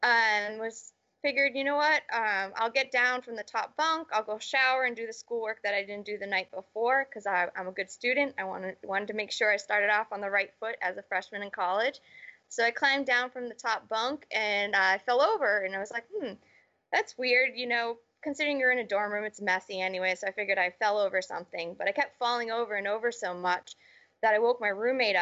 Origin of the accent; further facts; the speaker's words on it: Charlton, Massachusetts, United States; also born or lived in Connecticut; I was born and raised in Massachusetts in a small little town called Charlton, Mass